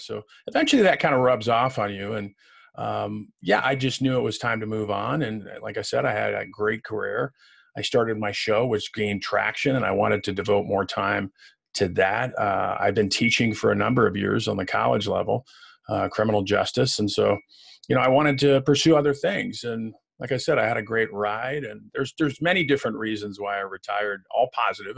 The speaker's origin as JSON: {"language": "English", "town": "Waukegan", "region": "Illinois", "country": "United States", "tie": "born or raised there", "moved": "yes", "said": "I was born in Waukegan, which is just outside of Chicago"}